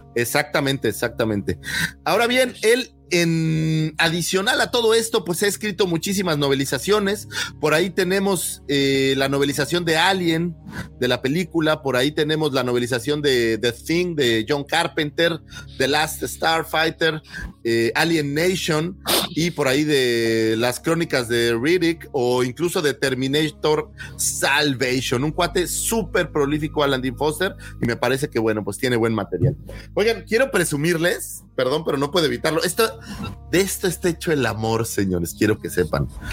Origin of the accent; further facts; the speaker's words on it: Mexico; como mexicanos